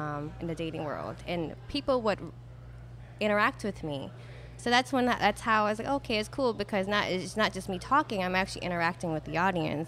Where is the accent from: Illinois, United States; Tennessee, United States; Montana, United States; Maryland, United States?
Maryland, United States; now in Buras, Louisiana, United States; I'm from Maryland